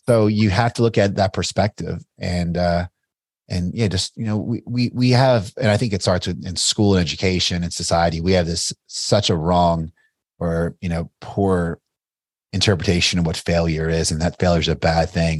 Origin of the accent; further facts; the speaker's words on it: Bardstown, Kentucky, United States; I'm a small town kid from Bardstown, Kentucky